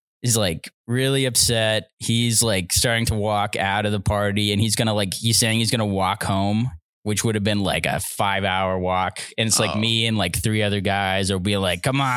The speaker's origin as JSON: {"language": "English", "town": "Penticton", "region": "British Columbia", "country": "Canada", "tie": "born or raised there", "said": "my hometown, which is Penticton"}